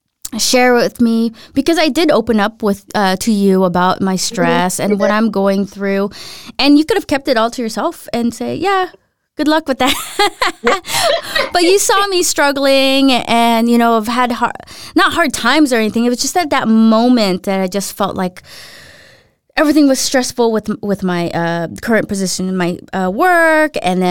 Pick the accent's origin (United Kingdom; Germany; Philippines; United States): Philippines; or not grew up in the Philippines, but I'm from the Philippines, so coconut oil is like essential there.